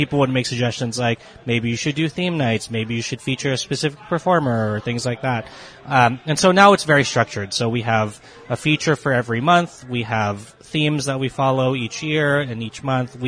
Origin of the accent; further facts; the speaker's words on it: Pittsburgh, Pennsylvania, United States; growing up in Pittsburgh